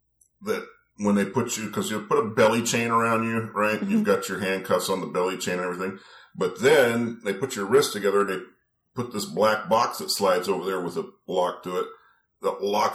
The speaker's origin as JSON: {"language": "English", "area": "near Sheridan", "region": "Oregon", "country": "United States", "said": "I'm not from Sheridan, no. I was from a town just a few miles away."}